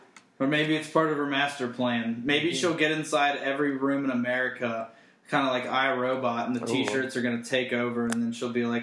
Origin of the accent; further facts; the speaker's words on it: Virginia, United States; I'm glad I'm from the Virginia area